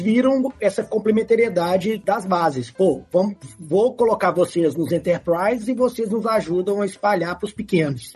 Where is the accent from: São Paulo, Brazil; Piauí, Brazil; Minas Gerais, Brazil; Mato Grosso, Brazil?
Minas Gerais, Brazil; Belo Horizonte; eu sou de BH